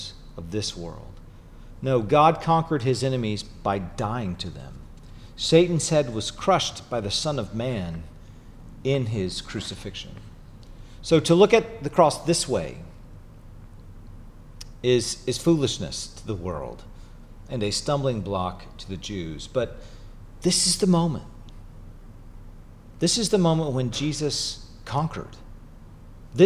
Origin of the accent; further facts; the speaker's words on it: Chattanooga, Tennessee, United States; moved away; growing up in Chattanooga